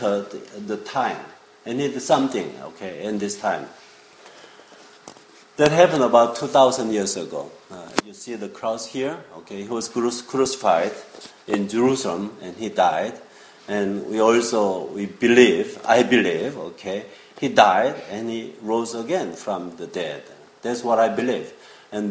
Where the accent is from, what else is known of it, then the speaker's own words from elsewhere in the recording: South Korea; English is a second language; moved away as an adult; also born or lived in Israel; now in New York, United States; I was born in Korea as a Korean, and I grew up there